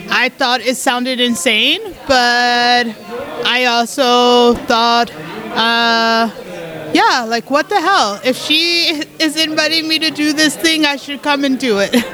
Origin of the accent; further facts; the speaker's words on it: Colorado, United States; and I'm from Colorado um, in the US.